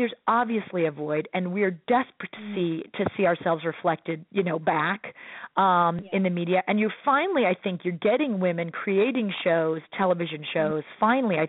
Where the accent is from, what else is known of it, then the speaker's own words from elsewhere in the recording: Midwest, United States; this Midwestern guy was like, I don't know, I'm a Midwesterner.